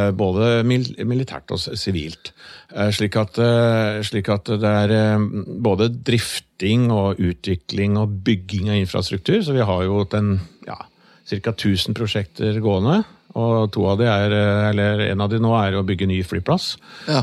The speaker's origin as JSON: {"language": "Norwegian", "country": "Norway", "tie": "born or raised there", "said": "jeg kommer jo da fra Yttingfoss, eh, vokste opp på gård"}